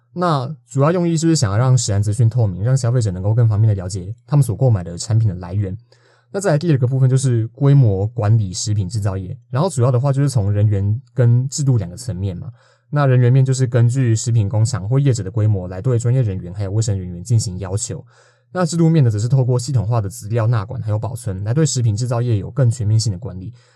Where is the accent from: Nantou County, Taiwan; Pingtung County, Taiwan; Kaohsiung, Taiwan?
Nantou County, Taiwan; 因为我嘿。是南投人